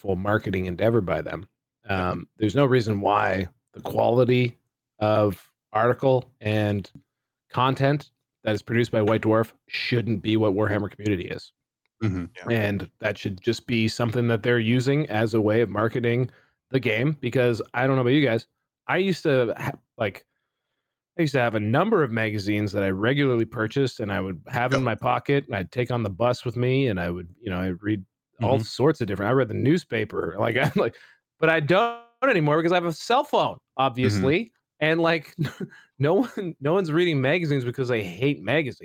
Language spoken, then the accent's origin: English; Canada; As a Canadian